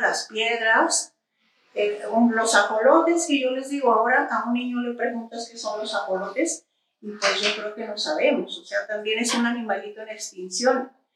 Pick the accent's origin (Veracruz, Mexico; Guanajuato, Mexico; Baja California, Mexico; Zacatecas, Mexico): Zacatecas, Mexico; Villanueva; born or raised there; now in Zacatecas, Mexico